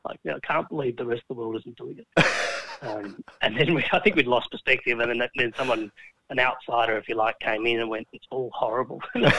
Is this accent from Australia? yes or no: yes; South Australia, Australia; we're from South Australia